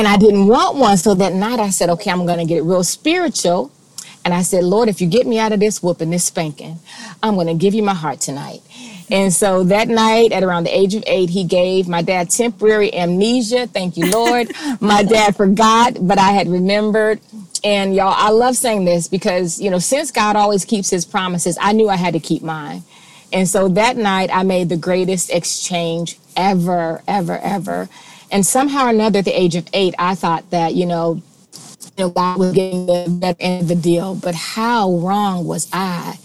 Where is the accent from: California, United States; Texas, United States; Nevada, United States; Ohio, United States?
Ohio, United States; Cincinnati; I was born and raised in Cincinnati